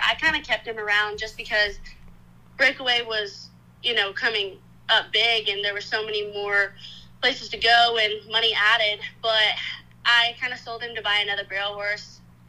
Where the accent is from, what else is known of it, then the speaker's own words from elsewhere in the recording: Kansas, United States; born there; now in Oklahoma, United States; I was born in Kansas, and we had about 12,000 acres up there, and then I moved to Oklahoma in around 08 just because the location was a little more ideal for training